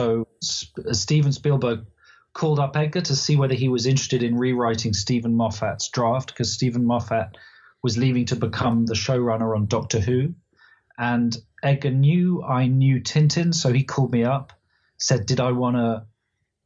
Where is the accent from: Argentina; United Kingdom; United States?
United Kingdom; being British